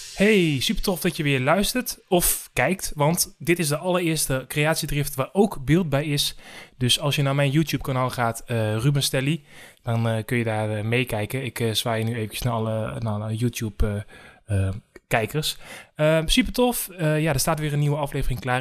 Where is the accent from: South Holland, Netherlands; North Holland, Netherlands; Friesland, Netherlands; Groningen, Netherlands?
Groningen, Netherlands; moved away; woont en werkt in Groningen. Dat is mijn geboortestad.